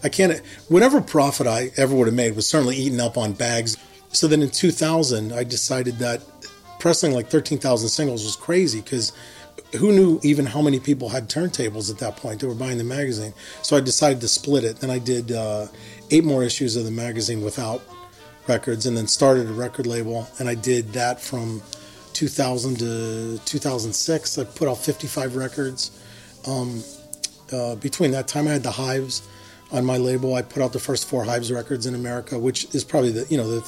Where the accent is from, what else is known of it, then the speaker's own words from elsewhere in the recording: Herminie, Pennsylvania, United States; I'm from Hermony, Pennsylvania. I lived there for the first 18 years of my life. It's a small coal mining town in western PA. It's about 30 miles outside of Pittsburgh.